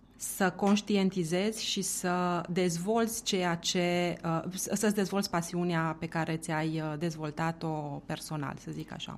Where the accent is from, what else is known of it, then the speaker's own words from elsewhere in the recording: Romania; moved away as an adult; also born or lived in Italy; eu eram o persoană din România, din estul Europei